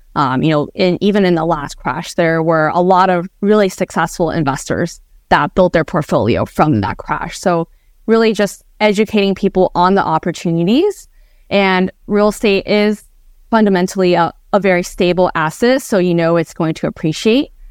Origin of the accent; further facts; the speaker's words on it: Bay Area, California, United States; I grew up in the Bay Area